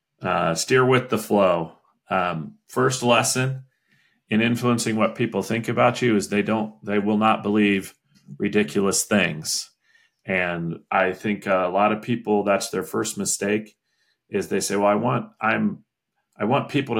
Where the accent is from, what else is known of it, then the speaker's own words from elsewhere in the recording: Indiana, United States; moved away; also born or lived in Washington, District of Columbia, United States; my home state, Indiana